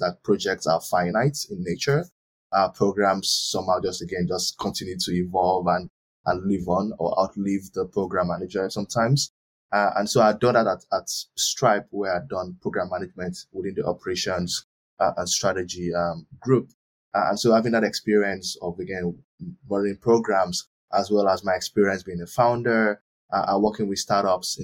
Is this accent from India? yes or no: no; Nigeria; moved away as an adult; also born or lived in Turkey / Ireland; I was born in Nigeria